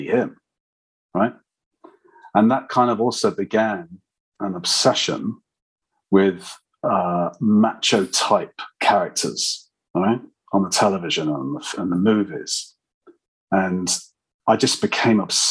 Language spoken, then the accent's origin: English; London, United Kingdom; I'm a Londoner, as you gathered probably, and I grew up in London